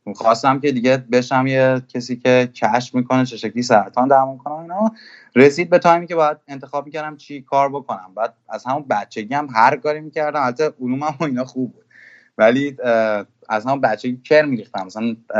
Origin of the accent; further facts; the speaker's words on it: Iran; also born or lived in Germany; من که توی آلمان به دنیا اومدم بعد اومدم ایران